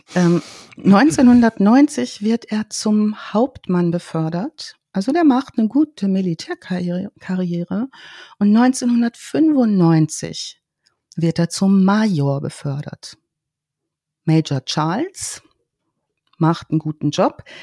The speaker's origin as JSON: {"language": "German", "country": "Germany", "tie": "born or raised there", "said": "in der Heimat, in meiner Heimatstadt"}